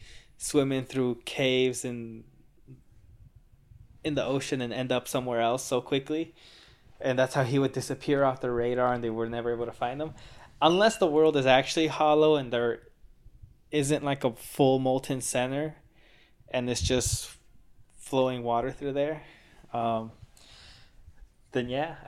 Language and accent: English; Mexico; born there; because I was born in Mexico and my dad built a house in Mexico a couple years ago.